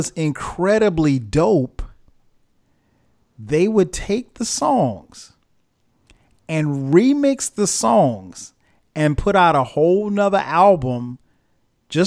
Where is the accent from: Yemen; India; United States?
United States; Florence, South Carolina; moved away; Ray's Record Shop in Florence, South Carolina, my hometown